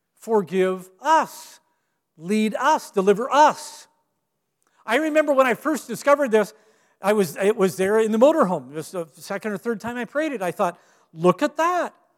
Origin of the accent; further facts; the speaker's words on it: Gig Harbor, Washington, United States; moved away; when I was pastoring in my hometown of Gig Harbor, Washington